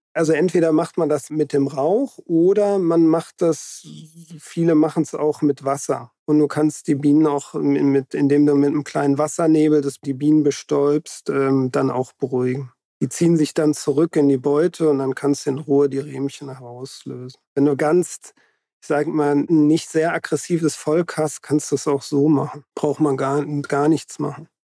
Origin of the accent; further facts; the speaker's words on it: Hesse, Germany; moved away; also ich bin ja in Hessen aufgewachsen